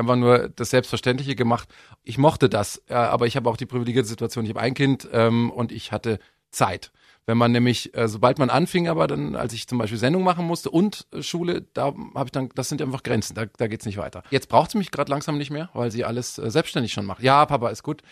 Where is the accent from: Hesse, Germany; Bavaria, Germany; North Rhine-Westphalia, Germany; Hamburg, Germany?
Bavaria, Germany; Miesbach; also born or lived in Munich; Ich bin ja geboren in München, äh, aufgewachsen worden in Miesbach